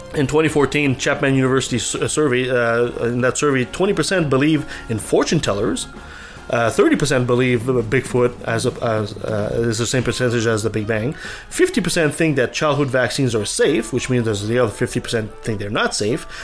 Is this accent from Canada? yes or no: yes; Canada; I'm a Canadian